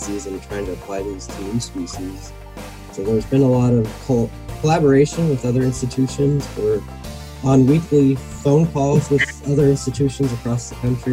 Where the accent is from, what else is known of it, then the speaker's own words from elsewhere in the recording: Puget Sound, Washington, United States; moved away as an adult; also born or lived in Hawaii / Denver; I grew up in Washington State, up on the Puget Sound